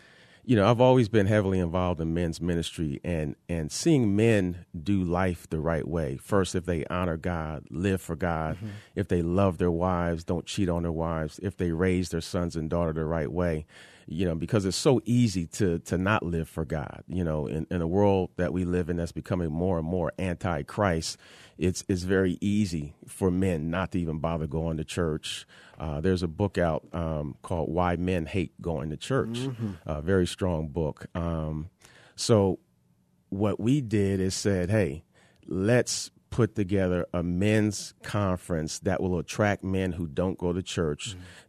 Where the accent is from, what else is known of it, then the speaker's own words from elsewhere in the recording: New Jersey, United States; now in Arizona, United States; No, man. I'm an East Coast kind of guy. I'm from New Jersey.